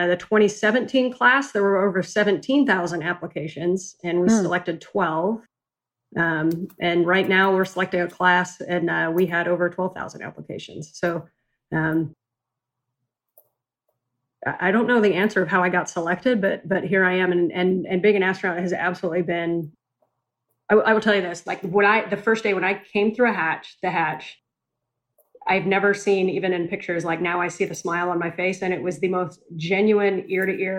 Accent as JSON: {"language": "English", "town": "Spokane", "region": "Washington", "country": "United States", "tie": "born or raised there", "said": "I grew up out in Spokane, Washington"}